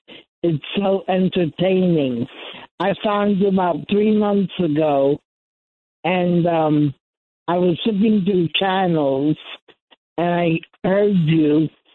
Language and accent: English; New York, United States; moved away; Well, originally New York.